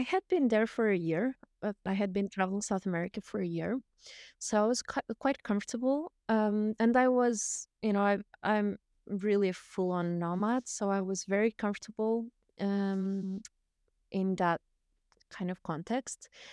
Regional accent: Portugal; moved away; I was born in Portugal, um, and I've lived a little bit all around the world. I've, I've lived nomadically for, uh, twenty-two years

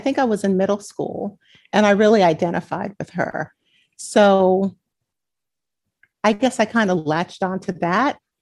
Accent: New York City, New York, United States; born or raised there

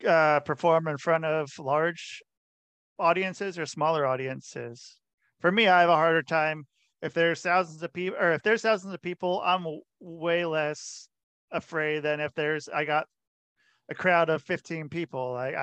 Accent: Portland, Oregon, United States; I'm from Portland.

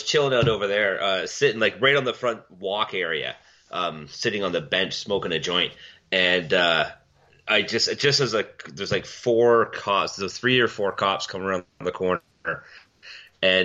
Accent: Milton, Ontario, Canada; moved away; My hometown, Milton, we've always had a police force.

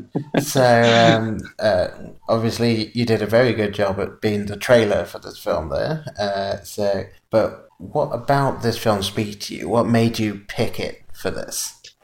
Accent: England, United Kingdom; accent: English; moved away; being from England and growing up in England

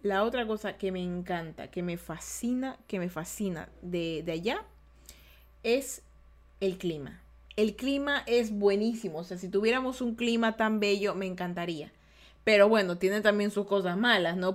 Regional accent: Guayaquil, Guayas, Ecuador; yo soy guayaquileña

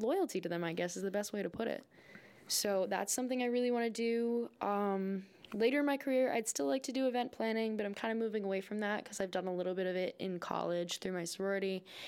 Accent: North Smithfield, Rhode Island, United States; I was actually born and raised in Rhode Island

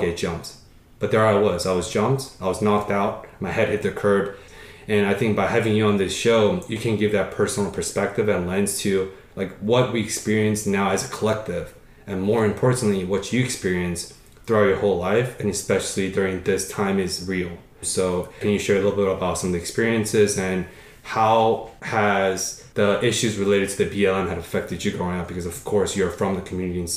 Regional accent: Paris, Île-de-France, France; moved away; When I was 4 or 5 years old in France, I was born in Paris

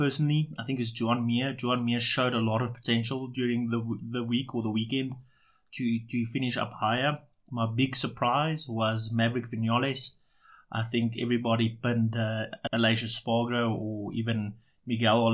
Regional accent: South Africa; We are South African

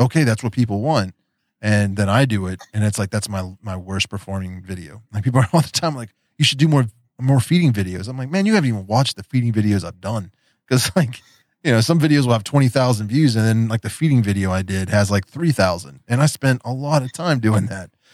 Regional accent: West Virginia, United States; accent: Appalachian; also born or lived in Daytona Beach, Florida; I grew up in West Virginia. There's there's that Appalachian accent

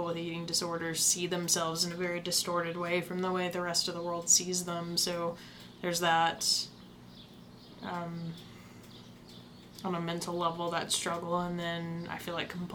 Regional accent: the South, United States; I grew up in the South. I never really lived anywhere else

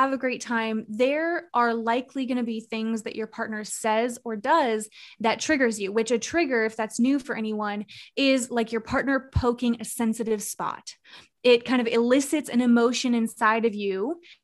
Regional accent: Arizona, United States; moved away as an adult; now in Charlotte, United States; I'm born and raised Arizona

